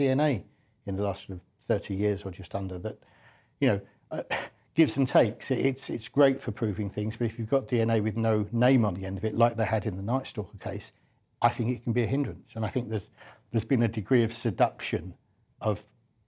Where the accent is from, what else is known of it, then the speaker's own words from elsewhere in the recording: London, United Kingdom; I'm a Londoner